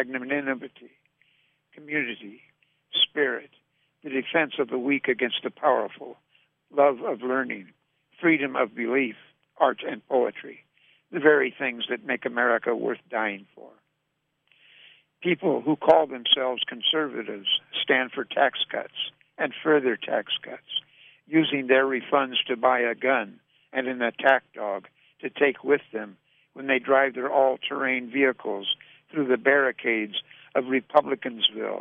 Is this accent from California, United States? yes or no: no; North Dakota, United States; When I was growing up in North Dakota